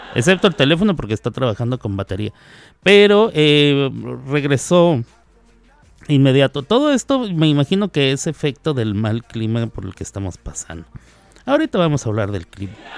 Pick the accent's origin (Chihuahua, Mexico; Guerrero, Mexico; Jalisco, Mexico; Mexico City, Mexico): Chihuahua, Mexico; moved away; allá de mi tierra, de Chihuahua, Chihuahua